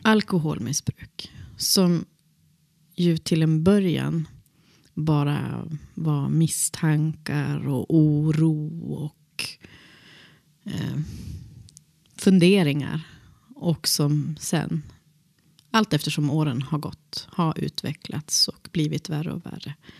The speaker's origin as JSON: {"language": "Swedish", "town": "Boliden", "region": "Västerbotten County", "country": "Sweden", "tie": "born or raised there", "said": "jag växte upp i Boliden"}